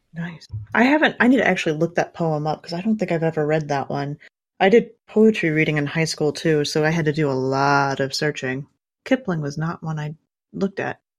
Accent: Kansas, United States; I grew up in Kansas

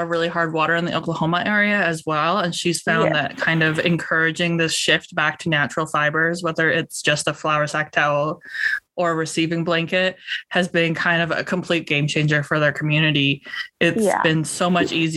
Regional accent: Canada; also born or lived in Missouri; I'm a Canadian and I am in Northern BC

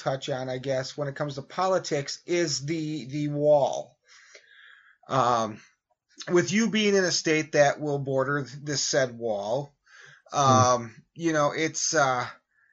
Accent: United States; we as American citizens

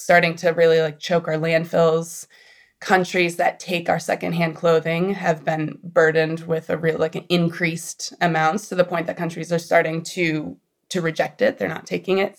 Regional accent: Boston, Massachusetts, United States; moved away as an adult; now in Los Angeles, United States; I'm actually from Boston

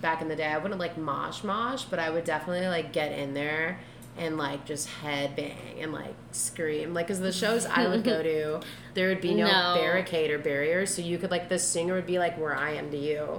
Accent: Calabasas, California, United States; I grew up in Calabasas. My zip code is literally just G-O-L-D spelled. Like, gold California.

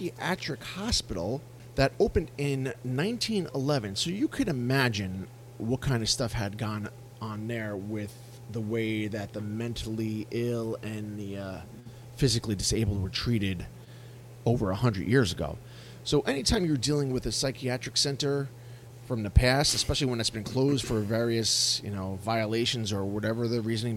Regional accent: Yonkers, New York, United States; I grew up in Yonkers

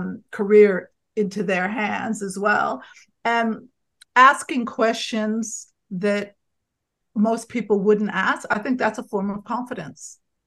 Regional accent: Connecticut, United States; I'm just from Connecticut.

